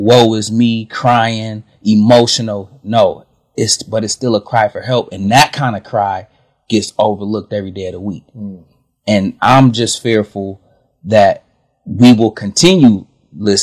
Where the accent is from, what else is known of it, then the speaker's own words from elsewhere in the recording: Michigan, United States; we are from Michigan, born and raised